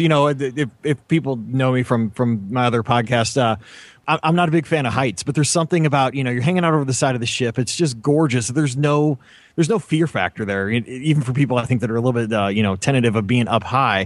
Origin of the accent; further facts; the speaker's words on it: Missouri, United States; I'm from Missouri